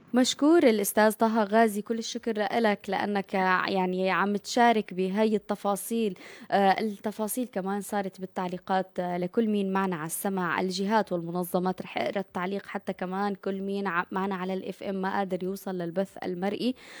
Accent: Syria; now in Turkey; كسوريين وأتراك

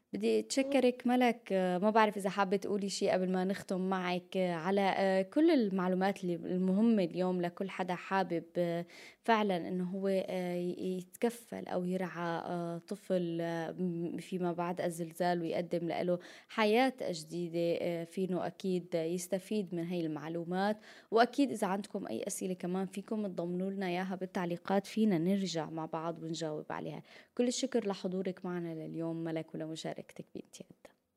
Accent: Syria; نحن كمان كسوريين

